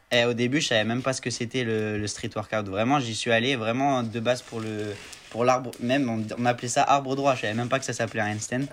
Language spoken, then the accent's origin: French; Marseille, Provence-Alpes-Côte d'Azur, France; Je viens de Marseille